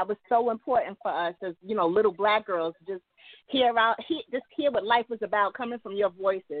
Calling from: New York City, New York, United States; I'm calling from Manhattan.

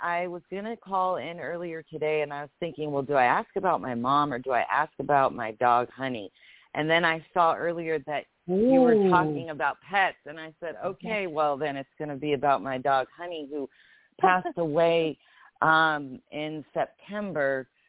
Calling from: Marina del Rey, California, United States; I'm calling in from Marina Del Rey, California.

